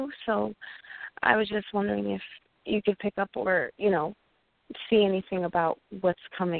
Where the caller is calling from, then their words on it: New York, United States; I'm calling from New York.